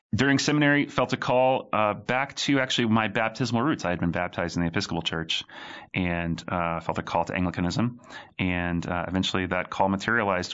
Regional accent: Raleigh, Durham area, North Carolina, United States; now in Birmingham, United States; I hail from the great state of North Carolina, uh, born and raised there.

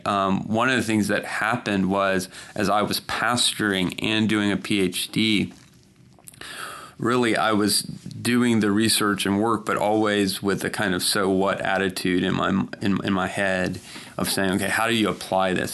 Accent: South Georgia, United States; I grew up mostly in South Georgia

